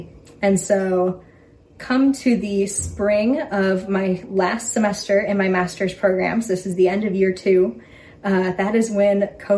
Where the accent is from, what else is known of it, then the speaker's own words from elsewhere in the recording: St. Louis, Missouri, United States; moved away as an adult; also born or lived in Florence, Italy; now in Atchison, United States; I grew up in St. Louis, Missouri. Always lived in the same house. Always imagined myself living in St. Louis forever.